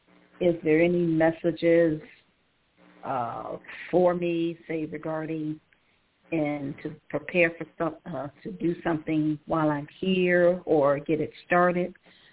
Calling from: Cleveland, Ohio, United States; Calling from Cleveland, Ohio.

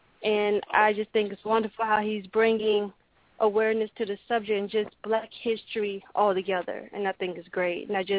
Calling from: Charlotte, North Carolina, United States; Hi, I'm calling from Charlotte.

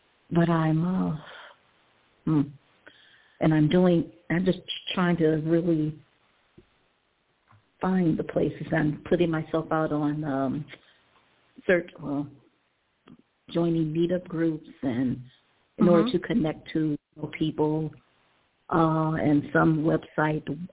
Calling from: Cleveland, Ohio, United States; I'm calling from Cleveland, Ohio

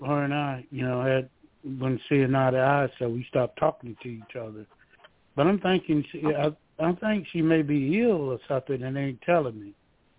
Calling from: Georgia, United States; I'm calling from Georgia.

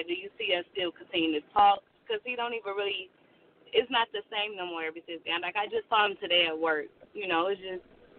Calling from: Michigan, United States; I'm calling from Michigan.

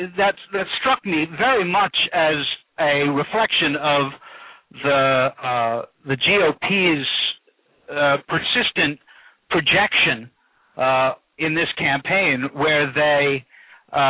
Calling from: Dryden, New York, United States; I'm calling from Dryden, New York.

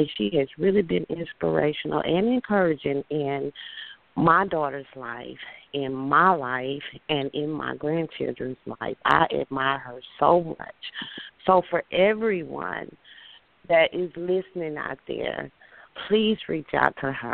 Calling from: Houston, Texas, United States; I am calling from Houston, Texas

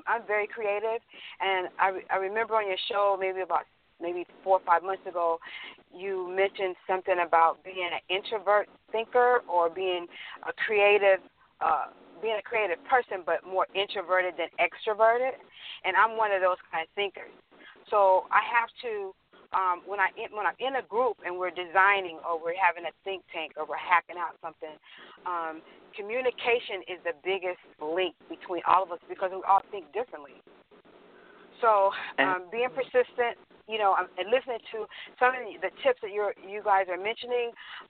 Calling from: Houston, Texas, United States; Oh, I'm calling from Houston, Texas.

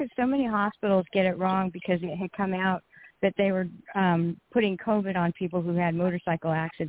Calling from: California, United States; It's …, and I'm calling from California, so it's only 9:15 here.

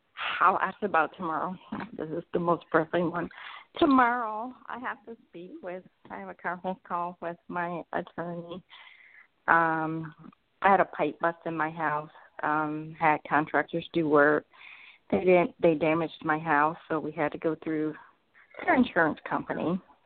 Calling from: Atlanta, Georgia, United States

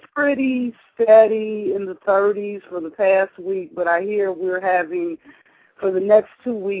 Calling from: Chicago, Illinois, United States; I'm calling from Chicago.

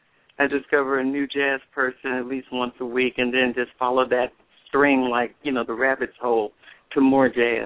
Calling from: Dallas, Texas, United States; Dallas, Texas.

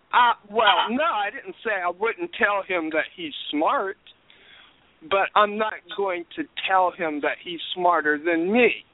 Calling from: Pennsylvania, United States; I'm calling from Pennsylvania

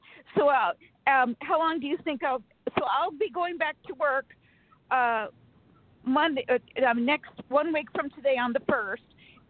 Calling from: Sacramento, California, United States

